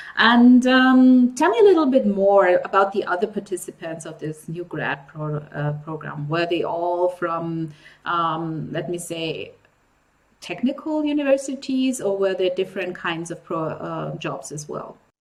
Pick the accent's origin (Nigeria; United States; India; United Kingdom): Nigeria; I grew up in Africa as well. I grew up in Nigeria, which is actually right next to Cameroon.